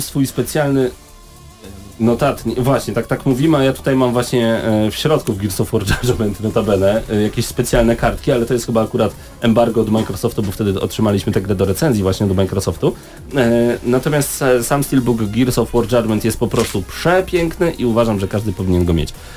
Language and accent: Polish; Poland; jestem z Polski